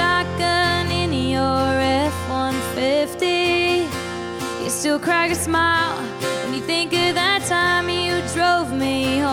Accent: Charleston, South Carolina, United States; I am coming to y'all from my hometown, Charleston, South Carolina, right now.

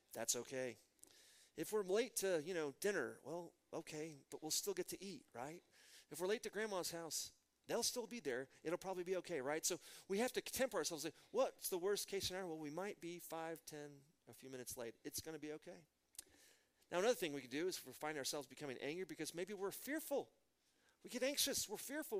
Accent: Midland, Texas, United States; I'm from Midland, Texas, home of George W. Bush.

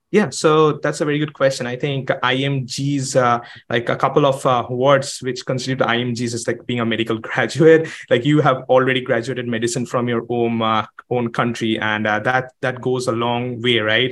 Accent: Kolkata, West Bengal, India; moved away as an adult; now in United States; I am from Calcutta. Not a lot of people come to the United States from Calcutta

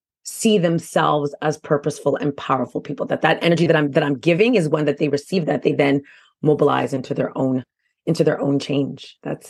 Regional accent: Quebec, Canada; now in Ontario, Canada; I do live in Ontario now, but again, I am from Quebec.

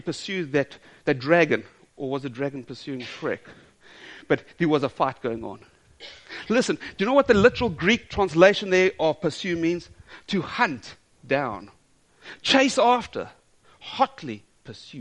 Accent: South Africa; I'm South African.

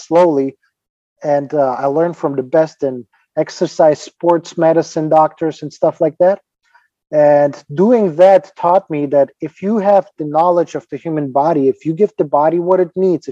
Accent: Ukraine; English is a second language; moved away as an adult; now in United States; I'm originally from Ukraine, and don't get me wrong, I love the country where I'm from, my home country

